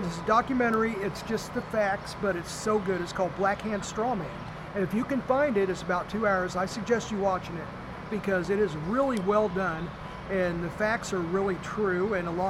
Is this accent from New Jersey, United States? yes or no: no; Kansas City, Missouri, United States; I grew up in Northeast Kansas City